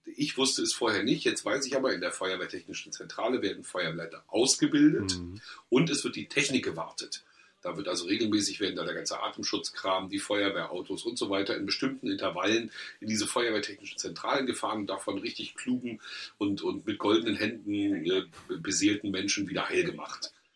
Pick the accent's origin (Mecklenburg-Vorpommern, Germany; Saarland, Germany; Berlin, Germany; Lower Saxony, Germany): Mecklenburg-Vorpommern, Germany; wir als Mecklenburger